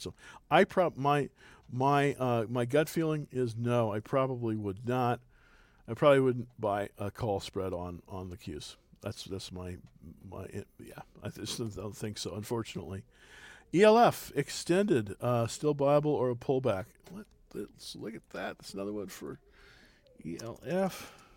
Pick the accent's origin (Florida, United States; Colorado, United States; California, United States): California, United States; now in Texas, United States; I'm originally from California